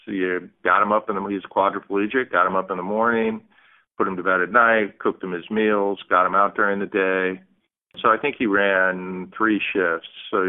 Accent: Bay Area, California, United States; I grew up in the Bay Area and Berkeley was in town.

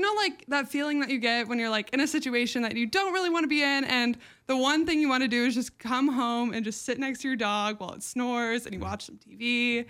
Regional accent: Newport Beach, California, United States; I grew up just like in Newport Beach around like beachy music and like 80s pop

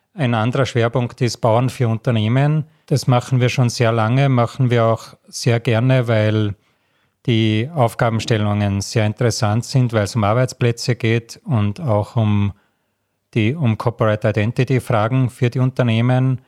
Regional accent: Salzburg, Austria; moved away; also born or lived in Graz; ich bin in Salzburg in den Bergen aufgewachsen

